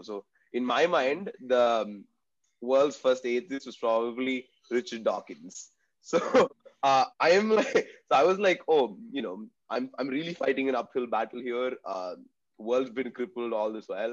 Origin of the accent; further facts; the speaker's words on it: Bangalore, Karnataka, India; also born or lived in Tamil Nadu; I grew up in Bangalore, but I'm from Tamil Nadu